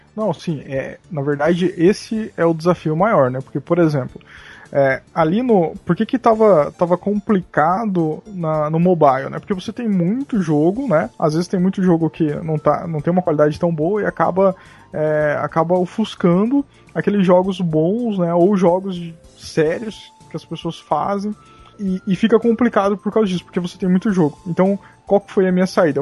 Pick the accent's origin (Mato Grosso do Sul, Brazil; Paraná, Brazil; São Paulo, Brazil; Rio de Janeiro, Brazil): Mato Grosso do Sul, Brazil; sou do Mato Grosso do Sul, né? Então, tipo, aqui o negócio rola muito sertanejo